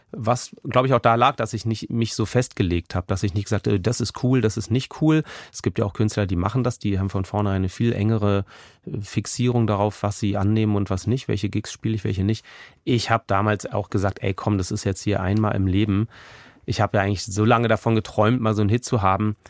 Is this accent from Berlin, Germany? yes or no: yes; Berlin, Germany; also born or lived in Kreuzberg, Berlin; vom Tiergarten, wo ich aufgewachsen bin